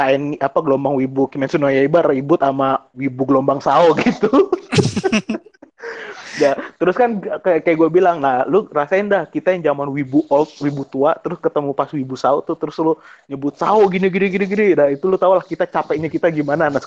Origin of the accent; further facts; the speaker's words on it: Indonesia; Kucai, enggak gue di Indonesia.